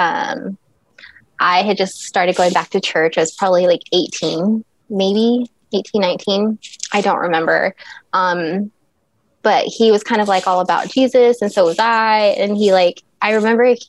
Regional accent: Dexter, New Mexico, United States; I'm originally from New Mexico, right outside of Roswell, New Mexico. Little small town, Dexter, probably no more than 4,000 people at the time. And so my high school was teeny tiny

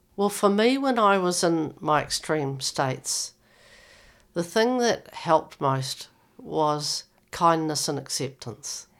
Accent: New Zealand; now in Victoria, Australia; by the way I speak, I come from New Zealand

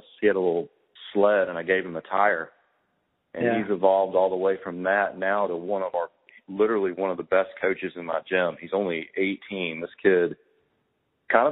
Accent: Birmingham, Alabama, United States; also born or lived in Atlanta, Georgia; I grew up in Birmingham.

